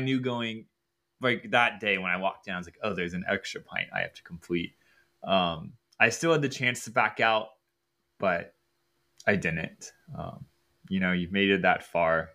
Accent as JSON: {"language": "English", "region": "Ohio", "country": "United States", "said": "I was from Ohio"}